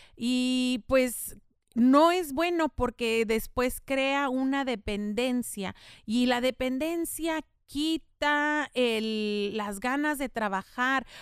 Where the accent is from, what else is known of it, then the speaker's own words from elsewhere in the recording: El Paso, Texas, United States; first language Spanish; yo soy nativa del paso